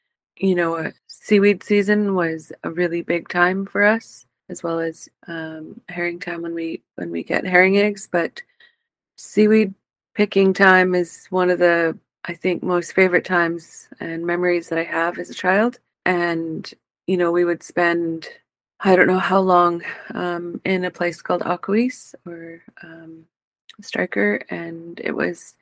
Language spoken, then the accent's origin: English; Bella Bella, British Columbia, Canada; I am Haíɫzaqv from Balabala